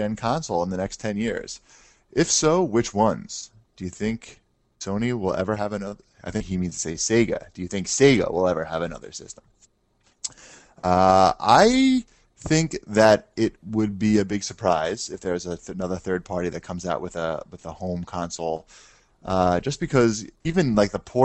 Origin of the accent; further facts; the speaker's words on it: New York, United States; we're from New York